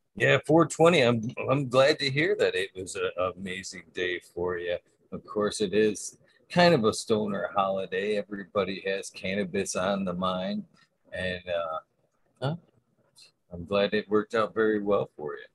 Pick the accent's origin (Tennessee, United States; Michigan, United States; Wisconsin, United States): Michigan, United States; I'm from Michigan, Michigan native my whole life